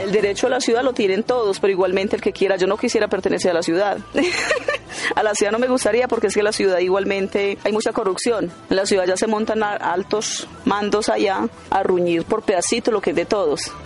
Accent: Santa Fe de Antioquia, Antioquia, Colombia; moved away as an adult; now in Medellín, Colombia; Yo llegué de Santa Fe de Antioquia, de una vereda llamada La Tolda, igual vengo del campo

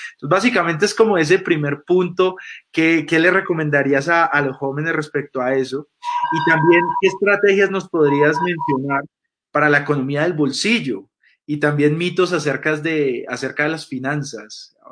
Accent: Colombia; Nosotros como, colombianos

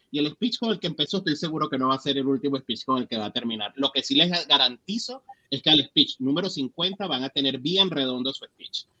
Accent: Venezuela; now in United States; como venezolanos

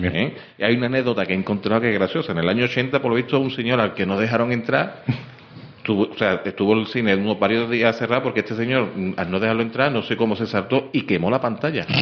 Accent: Seville, Andalusia, Spain; Yo soy de Juan 23

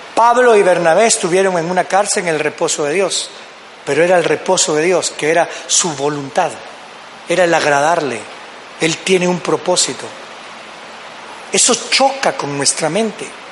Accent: Guatemala; como decimos en Guatemala

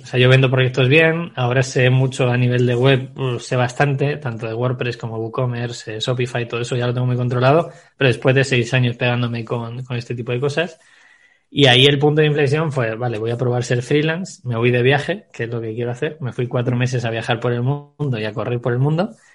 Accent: Segovia, Castile and León, Spain; soy un chico nacido en Segovia

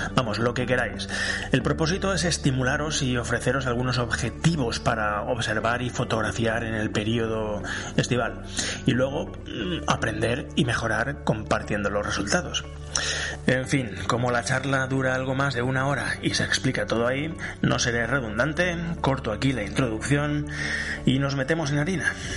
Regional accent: Valencia, Valencian Community, Spain; soy de Valencia

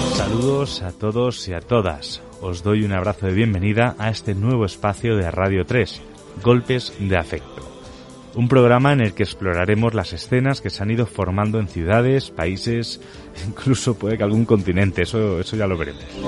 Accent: Mallorca, Balearic Islands, Spain; now in Madrid, Spain; un mallorquín afincado en Madrid desde hace ya bastante tiempo

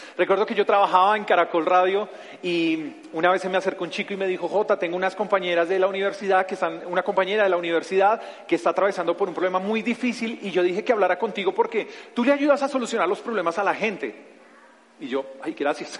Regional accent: Bogotá, Colombia; soy Rolo, soy de aquí de la ciudad de Bogotá

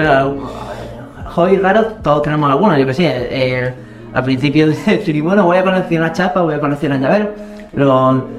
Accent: Córdoba, Andalusia, Spain; Aquí los cordobeses estamos

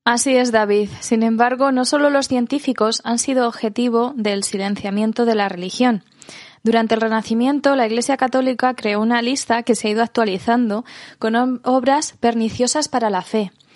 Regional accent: Spain

